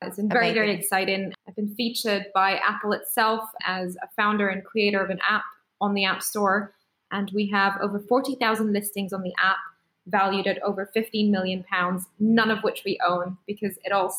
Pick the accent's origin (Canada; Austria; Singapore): Singapore; English is a second language; moved away as an adult; now in United Kingdom; I'm an immigrant. I am from Singapore. I'm Indian, but I studied in the UK as an international student, worked really hard to get a job here and managed to stay here, got a visa and all that.